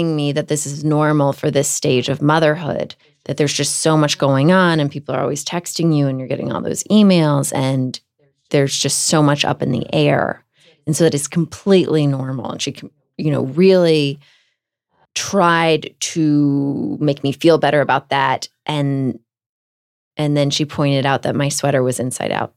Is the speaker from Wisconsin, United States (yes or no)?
no; Houston, Texas, United States; moved away; I grew up in Houston, Texas